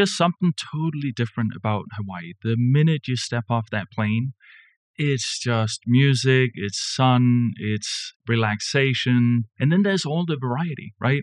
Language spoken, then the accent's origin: English; Denmark; moved away as an adult; also born or lived in Kansas City; now in United States; I wasn't born and raised in Kansas City, you know, from Denmark, right? And came over 25 years ago